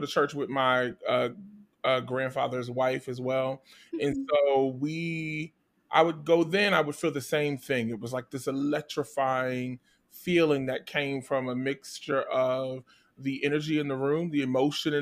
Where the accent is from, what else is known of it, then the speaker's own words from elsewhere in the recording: Trenton, New Jersey, United States; I'm from New Jersey, the capital of New Jersey, Trenton.